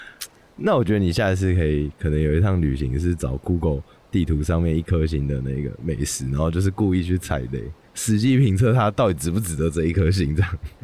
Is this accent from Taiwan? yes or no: yes; Kinmen County, Taiwan; moved away as an adult; now in Taipei, Taiwan; 我的家乡在金门。升上大学之后，我回来台北读大学嘛，可能有时候寒暑假啊要回金门的家，跟朋友聚餐或者是陪陪家人这样子